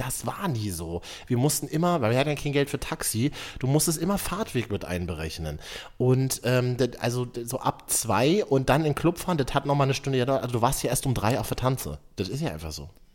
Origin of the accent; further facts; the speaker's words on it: Berlin, Germany; von mir als geborener Berliner